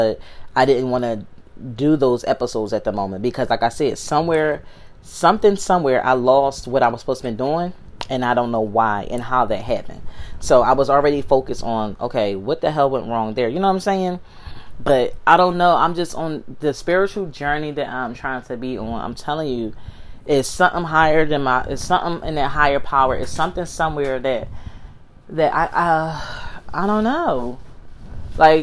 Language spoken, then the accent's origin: English; Philadelphia, Pennsylvania, United States; I'm from Philly